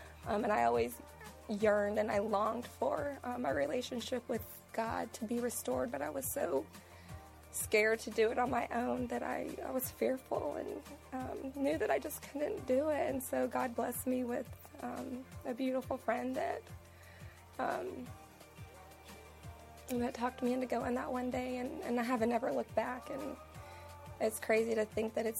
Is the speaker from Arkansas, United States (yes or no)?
no; Texas, United States; also born or lived in Oklahoma; now in Charlotte, United States; I'm originally from Texas and moved here from Oklahoma